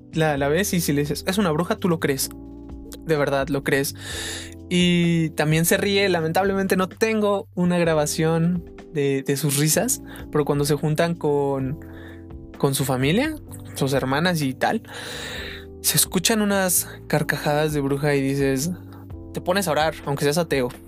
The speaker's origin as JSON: {"language": "Spanish", "country": "Mexico", "said": "soy mexicano"}